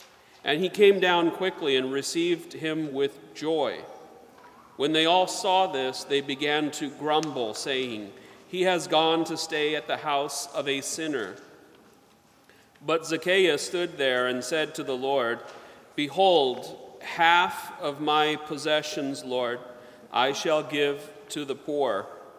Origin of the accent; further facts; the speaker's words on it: the South, United States; I remember in Sunday school, when I was growing up in the South, the teacher had a branch of a sycamore tree